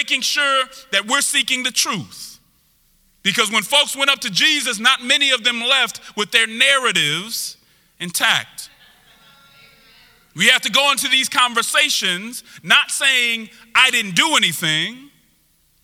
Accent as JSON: {"language": "English", "town": "Denver", "region": "Colorado", "country": "United States", "tie": "born or raised there", "said": "I'm originally from Denver, Colorado. And so I was raised in a very diverse group of people"}